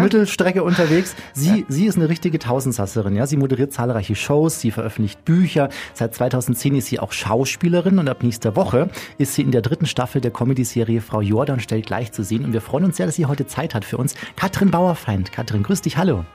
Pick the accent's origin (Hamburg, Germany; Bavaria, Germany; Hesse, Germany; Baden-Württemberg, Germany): Bavaria, Germany; Chiemsee, Chiemgau; ich komme ähm, aus Bayern, vom Chiemsee im Chiemgau